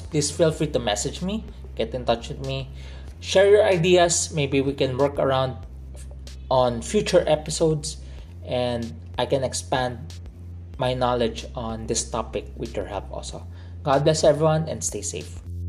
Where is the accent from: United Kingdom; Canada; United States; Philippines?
Philippines; By blood, I am Chinese. My dad is a second, well, he's not the first generation Chinese here in the Philippines, my mom is a first generation Chinese coming to the Philippines. So by blood, I am Chinese. But growing up, culturally, I am a Filipino